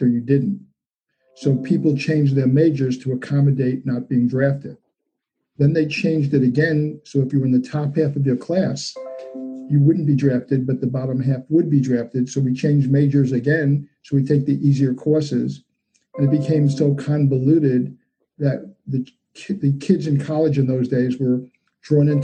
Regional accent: New York City, New York, United States; also born or lived in Nassau County, Long Island, New York; I grew up in Brooklyn, New York, and at a point in time, my parents moved to Nassau County, Long Island.

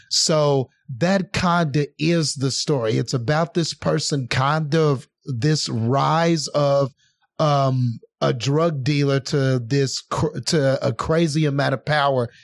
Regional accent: Odessa, Texas, United States; over here in my hometown

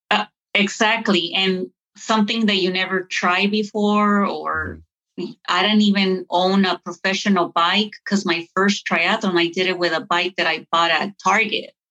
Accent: Lynwood, California, United States; moved away; also born or lived in Lawrenceville, Georgia / Duluth; where I grew up, I grew up in California in the hood

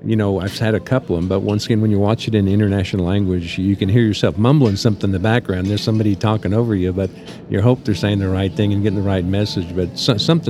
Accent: Amarillo, Texas, United States; moved away as an adult; I got to raise my kids here like I was raised in Amarillo

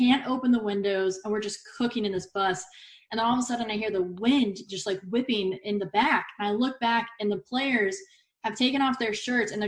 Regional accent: Dallas, Texas, United States; moved away as an adult; also born or lived in Alaska; now in Portland, United States; I grew up in Dallas, so there was no ocean near me.

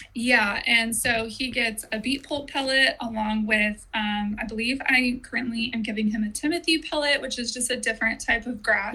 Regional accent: Orange County, California, United States; also born or lived in Temecula Valley, California; now in Temecula, United States; I was born in Orange County, more in like the city

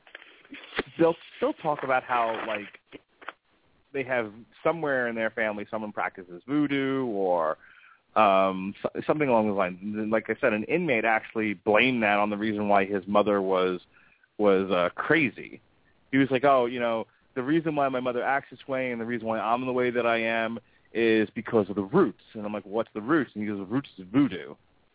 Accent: New York, United States; now in Florida, United States; where I grew up in New York

